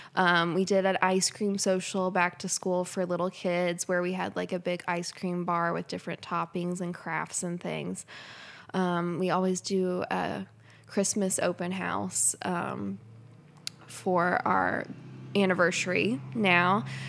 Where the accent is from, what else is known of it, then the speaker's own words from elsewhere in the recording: Lexington, Kentucky, United States; now in Versailles, United States; I was born and raised in Lexington, which is about fifteen minutes down the road, not too far away